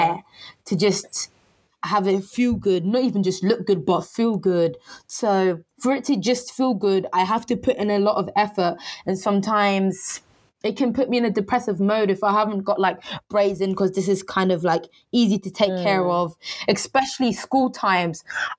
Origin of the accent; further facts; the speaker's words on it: Harlow, East of England, United Kingdom; Let me give you some context of where I grew up. I grew up in Harlow, Essex. I went to secondary school.